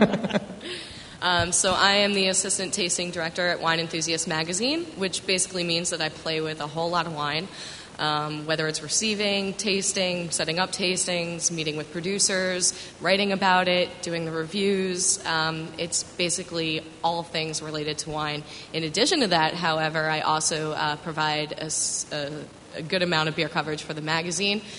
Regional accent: Westchester County, New York, United States; I grew up in the very boring suburbs of Westchester County, New York, right outside of the city

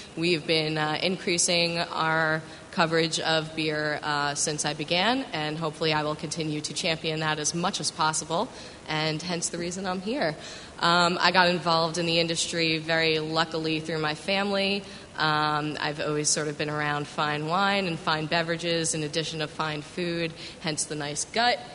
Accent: Westchester County, New York, United States; I grew up in the very boring suburbs of Westchester County, New York, right outside of the city

